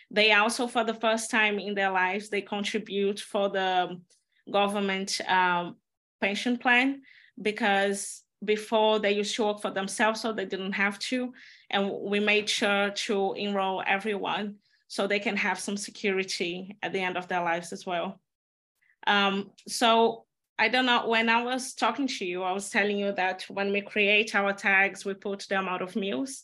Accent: Belo Horizonte, Minas Gerais, Brazil; born or raised there; moved away; also born or lived in Amazon jungle

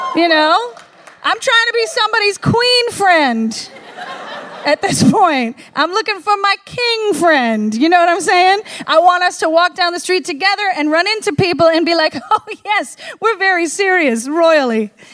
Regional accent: the North, United States; I was from the North

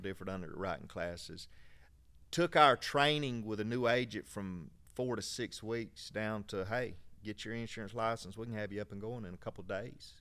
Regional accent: Valdosta, Georgia, United States; we're from Valdosta, so not far from here

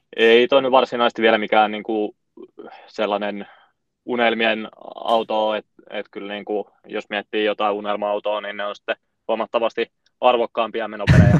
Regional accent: Oulu, North Ostrobothnia, Finland; moved away as an adult; now in Helsinki, Finland; mistä mä oon lähtöisin, niin mä oon Oulusta, ja on siellä viettänyt niin kuin lapsuuden

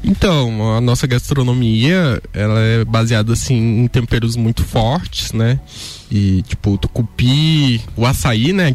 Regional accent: Pará, Brazil; eu sou da região do Pará

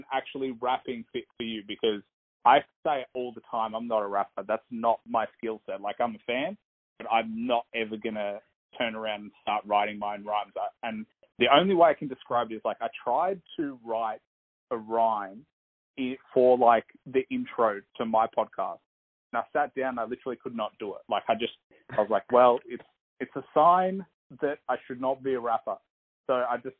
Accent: Australia; I'm Australian, I've got Eastern European parents

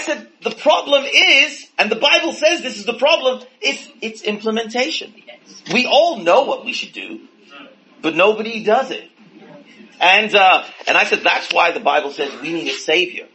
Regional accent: India; growing up in India, in a different religion

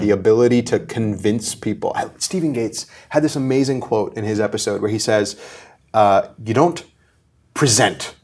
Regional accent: Mumbai, Maharashtra, India; born and raised in Bombay, in India

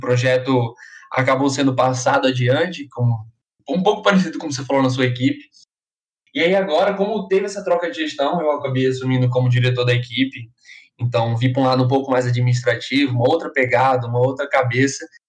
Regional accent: Maceió, Alagoas, Brazil; moved away as an adult; now in São Carlos, Brazil; eu sou lá de Maceió, Alagoas

